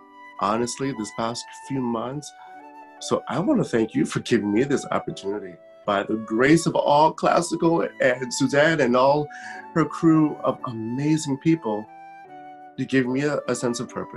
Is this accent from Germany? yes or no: yes; Germany; moved away; I grew up in Germany